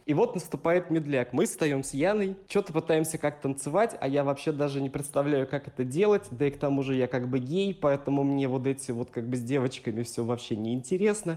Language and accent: Russian; Tolyatti, Samara Oblast, Russia; И вот у нас был выпускной. Это был город Тольятти. У меня была такая буржуазная школа